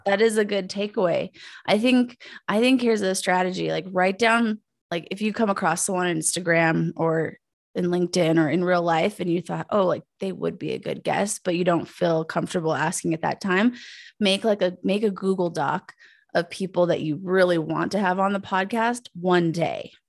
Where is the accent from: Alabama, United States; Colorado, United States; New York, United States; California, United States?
Colorado, United States; Pueblo; moved away as an adult; also born or lived in Aurora, Colorado; I'm from Pueblo, Colorado